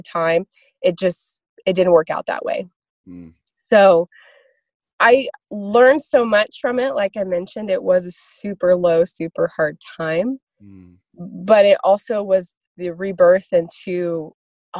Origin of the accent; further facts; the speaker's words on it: Kansas City, Missouri, United States; moved away as an adult; also born or lived in Lawrence, Kansas / Nashville, Tennessee; I was born in Lawrence, Kansas, but then we relocated to Kansas City, Missouri. I grew up there